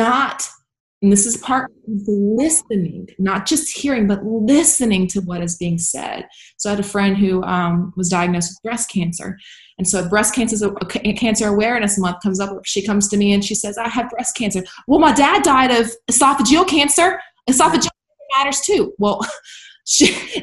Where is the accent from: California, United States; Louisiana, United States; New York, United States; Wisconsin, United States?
Louisiana, United States; Baton Rouge; now in West Virginia, United States; I've seen growing up in South Louisiana